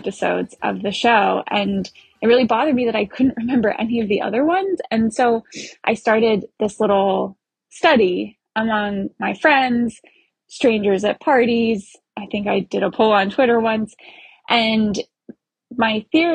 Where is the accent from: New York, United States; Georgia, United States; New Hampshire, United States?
New Hampshire, United States; I'm from New Hampshire